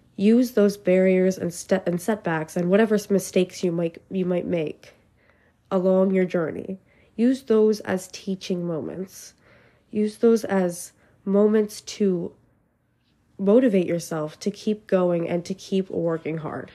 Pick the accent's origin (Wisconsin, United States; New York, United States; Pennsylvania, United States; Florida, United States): Pennsylvania, United States; I'm from Pennsylvania